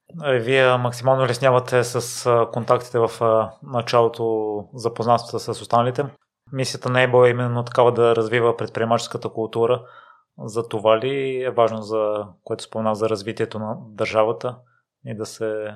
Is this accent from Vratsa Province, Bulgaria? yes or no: yes; Kozloduy, Vratsa Province, Bulgaria; now in Sofia, Bulgaria; аз съм израснал в Козлодо и не смятам, че средата е продуктивна, но след като се преместих в София